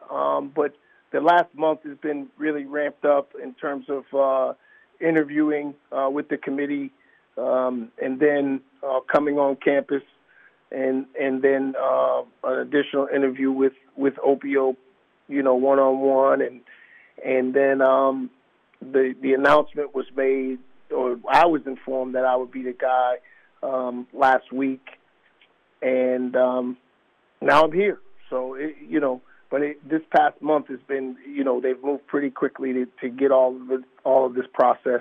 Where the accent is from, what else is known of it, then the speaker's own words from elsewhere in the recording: Boston, Massachusetts, United States; now in Savannah, United States; I'm originally from Boston